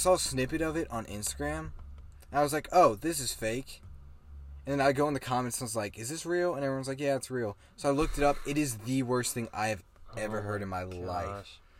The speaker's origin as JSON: {"language": "English", "town": "Atlanta", "region": "Georgia", "country": "United States", "said": "And we're from Atlanta"}